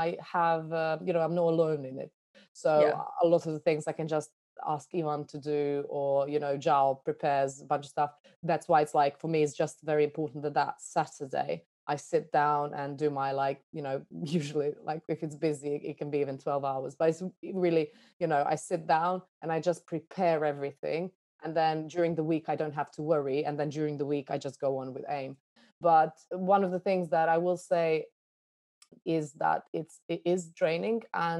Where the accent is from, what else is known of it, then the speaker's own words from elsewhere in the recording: Iraq; born there; moved away; I was born in Iraq, so I'm kind of used to being an immigrant everywhere I went, because, you know, you never fully belong anywhere.